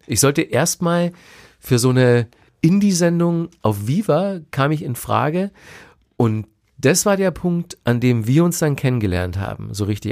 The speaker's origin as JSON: {"language": "German", "town": "Ingolstadt", "region": "Bavaria", "country": "Germany", "said": "in Ingolstadt damals, wo ja. ich herkomme"}